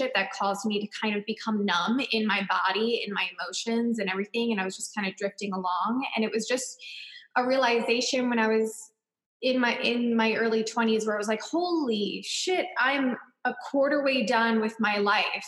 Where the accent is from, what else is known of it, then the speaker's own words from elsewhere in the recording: Long Island, New York, United States; I grew up in Long Island, New York